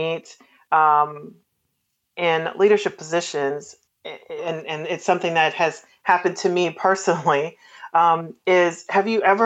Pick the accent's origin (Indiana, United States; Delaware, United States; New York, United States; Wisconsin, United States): Indiana, United States; Gary; moved away; also born or lived in East Coast / Tennessee; I'm from Gary, Indiana, and I definitely see a difference in the different places that I've lived on the East Coast and, you know, in Tennessee